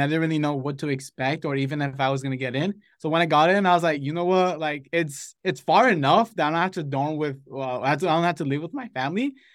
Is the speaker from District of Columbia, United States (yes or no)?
no; Los Angeles, California, United States; moved away as an adult; now in Santa Barbara, United States; I grew up in Los Angeles